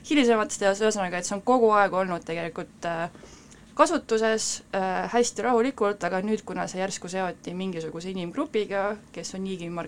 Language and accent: Estonian; Estonia; mina olen täitsa Eestist, olen ainult Eestis elanud, nii et äh, muid äh, mõjutusi ei ole